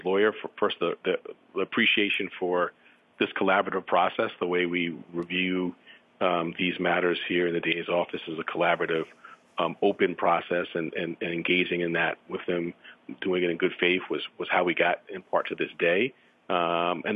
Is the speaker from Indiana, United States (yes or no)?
no; New York City, New York, United States; someone who grew up not far from Central Park. In fact, I had to pass Central Park every day going from my home to school.